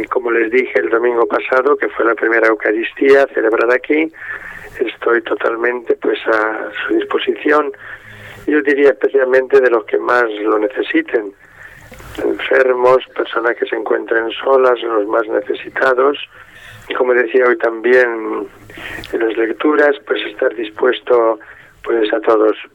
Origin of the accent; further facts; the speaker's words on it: Ávila, Castile and León, Spain; moved away as an adult; also born or lived in Arévalo / Salamanca / Madrid / Parla; now in Vigo, Spain; Pues yo nací en un pueblo, ciudad de Ávila, que se llama Arévalo aunque viví mi infancia en Ávila. Y ya de pequeño mm, fui a un colegio salesiano, allí surgió mi vocación como salesiano, pues llevo 61 años ya de salesiano